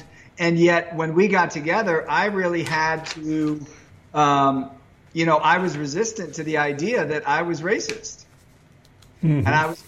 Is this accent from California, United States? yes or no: yes; San Francisco, California, United States; I grew up in San Francisco